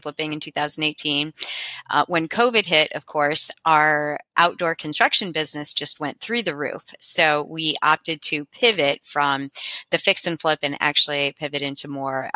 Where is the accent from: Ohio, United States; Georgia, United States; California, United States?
Ohio, United States; Cincinnati; I'm from Cincinnati, Ohio